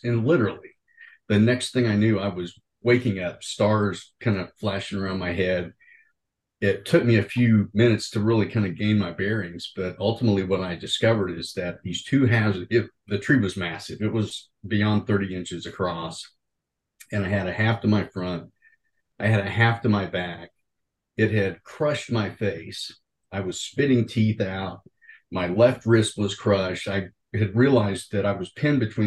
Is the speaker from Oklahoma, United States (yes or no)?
yes; Oklahoma, United States; I'm originally from Oklahoma